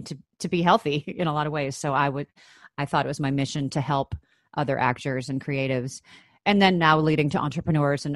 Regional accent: Chicago, Illinois, United States; moved away; I grew up in Chicago, Illinois, in the States

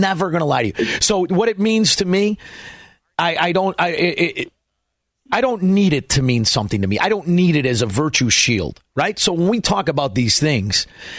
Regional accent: Melrose Park, Illinois, United States; moved away as an adult; now in Naples, United States; I grew up in Melrose Park. I hang around in Elmwood Park. I live in Naples, Florida

